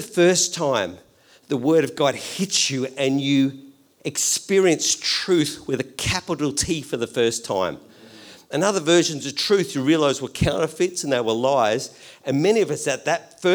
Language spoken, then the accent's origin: English; Australia; I'm Australian